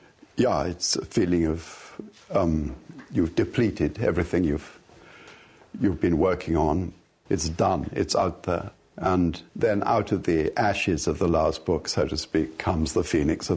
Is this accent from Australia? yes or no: no; England, United Kingdom; Yes, of course, I'm born and bred English. I'm English to the core.